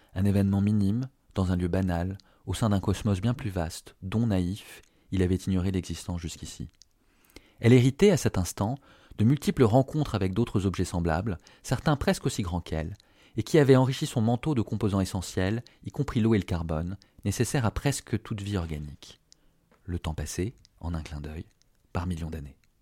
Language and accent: French; France; je suis français